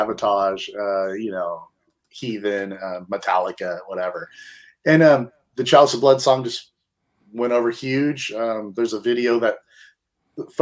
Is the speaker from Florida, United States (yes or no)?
no; Bay Area, California, United States; growing up in the Bay Area